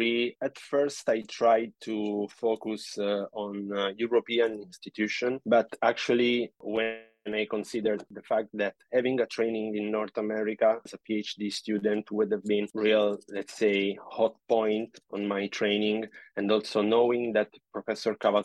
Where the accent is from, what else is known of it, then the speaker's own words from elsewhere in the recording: Italy; moved away as an adult; now in Canada; I'm from Italy. I pursued my studies there, the bachelor degree and the master degree, both there